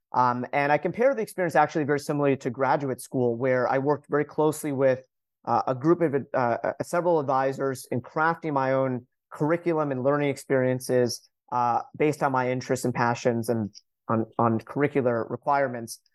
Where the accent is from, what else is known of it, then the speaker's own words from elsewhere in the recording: Hicksville, New York, United States; also born or lived in Syosset, New York / Vermont / Washington D.C.; I grew up on Long Island, as you mentioned, uh, grew up in a town called Hicksville